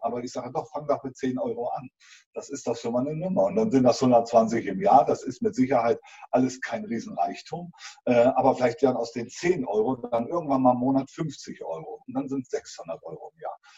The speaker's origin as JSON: {"language": "German", "region": "East Germany", "country": "Germany", "said": "ich habe also klassisch zu DDR-Zeiten Beruf mit Abitur, Elektromaschinenbau äh, gelernt"}